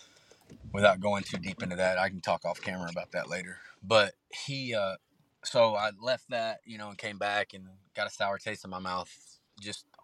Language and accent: English; Texas, United States; born or raised there